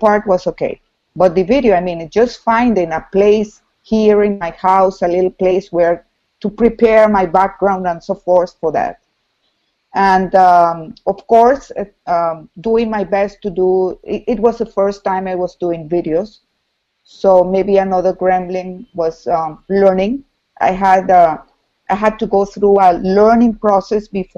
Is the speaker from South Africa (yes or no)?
no; Venezuela; first language Spanish; English is a second language; now in Dominican Republic; I'm a psychologist from Venezuela, currently living in Dominican Republic.